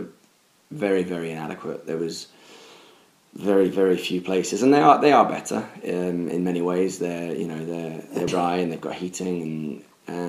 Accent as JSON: {"language": "English", "country": "United Kingdom"}